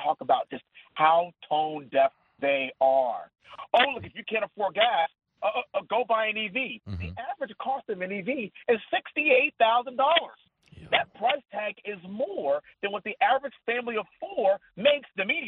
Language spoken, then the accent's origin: English; Texas, United States; we're all from Texas